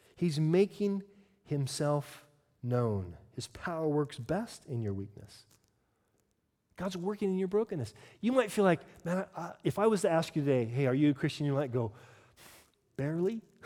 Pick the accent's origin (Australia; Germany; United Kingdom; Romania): United Kingdom; I'm British